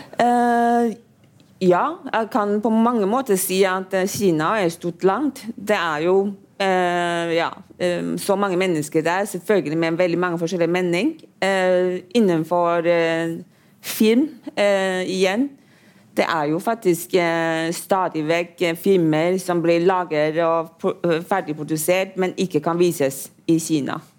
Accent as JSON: {"language": "Norwegian", "country": "Taiwan", "moved": "yes", "lives_now": "Norway", "said": "jeg kommer jo fra Taiwan"}